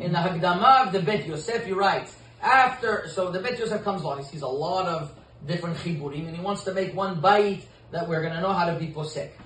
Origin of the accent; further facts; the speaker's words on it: Côte Saint-Luc, Quebec, Canada; also born or lived in Saint-Laurent; When I grew up in uh, Saint Luc